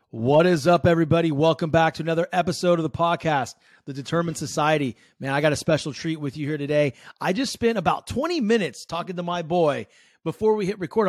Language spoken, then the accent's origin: English; San Francisco Bay Area, California, United States; I grew up in the San Francisco Bay